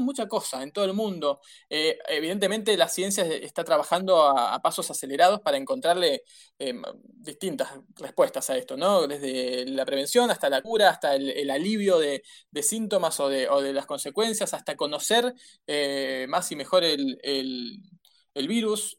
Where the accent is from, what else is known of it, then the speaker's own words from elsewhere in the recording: Argentina; los argentinos estamos haciendo todo lo posible